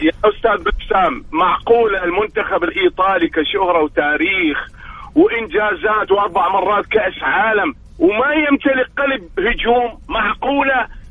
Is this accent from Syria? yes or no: yes; Deir ez-Zor, Deir ez-Zor Governorate, Syria; now in Riyadh, Saudi Arabia; الكابتن عمر السومة ابن حارتي وابن بلدي وابن نادي وابن مدينتي